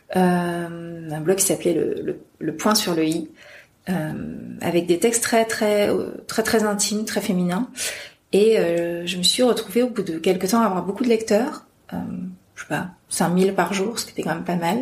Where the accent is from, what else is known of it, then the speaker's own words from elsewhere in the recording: Amiens, Hauts-de-France, France; je viens d'Amiens, donc, je suis en province, je ne suis pas parisienne